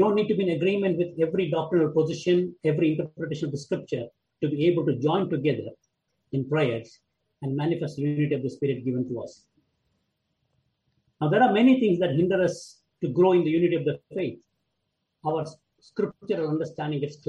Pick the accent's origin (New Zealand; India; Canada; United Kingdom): India; I come from India